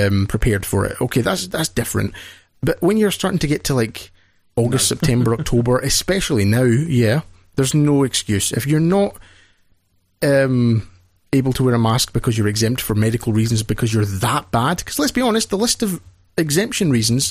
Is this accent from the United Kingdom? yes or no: yes; Scotland, United Kingdom; We're British. We're Scottish